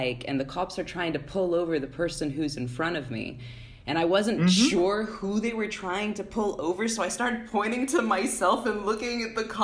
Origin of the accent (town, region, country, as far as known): United States; now in Greece